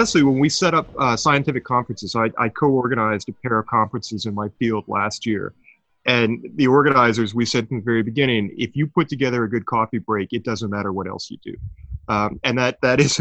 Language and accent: English; Sudbury, Ontario, Canada; my hometown of Sudbury, Ontario